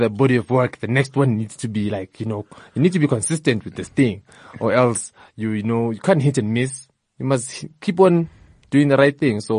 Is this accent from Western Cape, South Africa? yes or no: no; Soweto, Gauteng, South Africa; Uh, like I mentioned, I'm from Soweto. Soweto is very diverse, you know, from the ethnic groups, the music that we listen to.